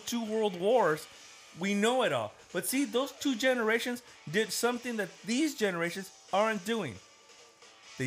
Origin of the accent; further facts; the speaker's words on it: United States; I'm an American. I mean, yeah, I'm brown, but I'm an American. I was born here just like the rest